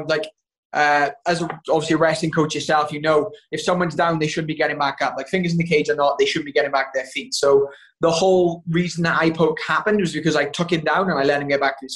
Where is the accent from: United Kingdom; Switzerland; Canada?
United Kingdom; Wales; I'm Welsh